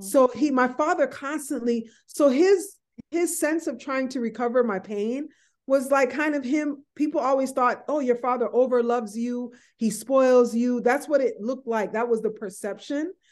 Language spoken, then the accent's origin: English; White Plains, New York, United States; I was born, you know, I grew up in White Plains, New York